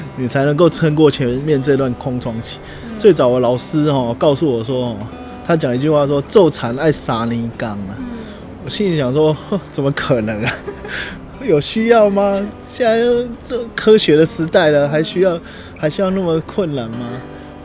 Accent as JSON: {"language": "Chinese", "region": "Yilan County", "country": "Taiwan", "tie": "born or raised there", "also_born_or_lived": "Taichung", "said": "后来会觉得就是我也去过台北，也去过台中，那我就觉得就没有家的感觉了，对啊，所以后来还是回来宜兰。 真的，就在最后我在台中的时候，就一直有一个念头，我想回来宜兰。对，所以最后也是毅然而然就决定回来宜兰啊"}